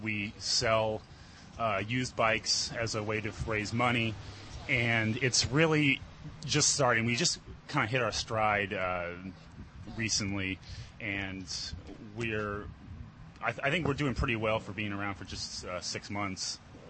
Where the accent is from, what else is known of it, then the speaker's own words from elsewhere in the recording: Long Beach, California, United States; a Long Beach native, and we're here from the Hub in Long Beach.